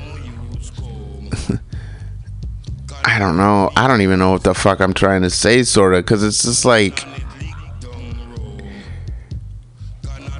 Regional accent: Kalamazoo, Michigan, United States; part of it is growing up in Michigan. Part of it's growing up in Kalamazoo.

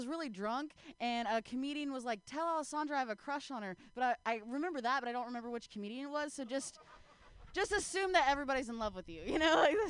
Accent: Ohio, United States; Oh man, I'm from the Midwest, you know. Actually, I'm from Ohio, and there's nothing west about it if you look at a map.

